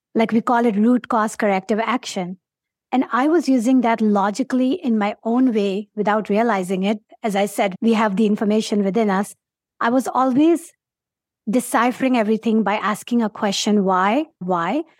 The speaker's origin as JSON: {"language": "English", "country": "Pakistan", "tie": "born or raised there", "second_language": "English", "moved": "as an adult", "lives_now": "United States", "said": "I'm from Pakistan"}